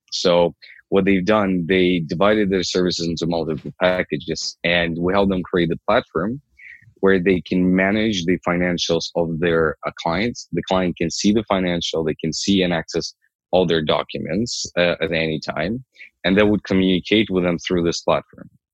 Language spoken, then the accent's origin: English; Ukraine; moved away as an adult; also born or lived in Toronto, Canada; now in Canada; I'm I'm originally from Ukraine. I came here what seven years ago